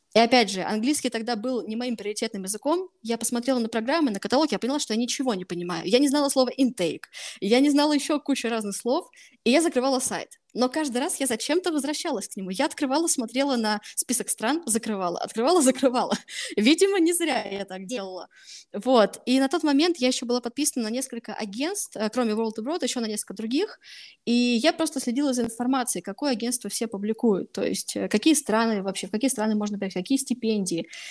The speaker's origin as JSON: {"language": "Russian", "town": "Voronezh", "region": "Voronezh Oblast", "country": "Russia", "tie": "born or raised there", "said": "я вообще изначально из Воронежа, прожила всю жизнь в Воронеже."}